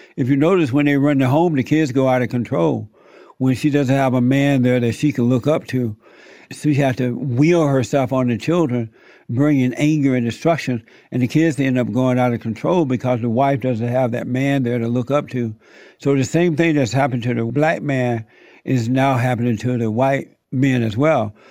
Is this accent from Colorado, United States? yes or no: no; Alabama, United States; moved away; I grew up in Alabama. I was born there. So I grew up on a plantation down in Alabama.